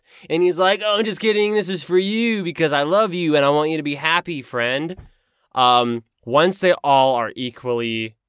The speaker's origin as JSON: {"language": "English", "region": "Texas", "country": "United States", "accent": "South Texas country", "said": "I'll say it in my country accent. It's my South Texas country accent."}